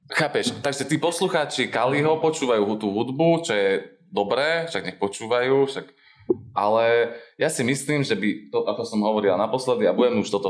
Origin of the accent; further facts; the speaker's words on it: United States; Slovak is a second language; A to by sme na začiatok mohli takto teraz strich a na začiatok, že ja som z Ameriky a ma-